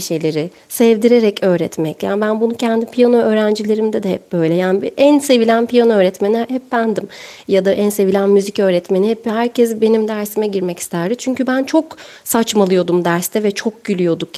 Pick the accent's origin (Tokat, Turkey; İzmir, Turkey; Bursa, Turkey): İzmir, Turkey; ilkokuldayken e, İzmir'de Ertuğrul Gazi ilk öğretimde okudum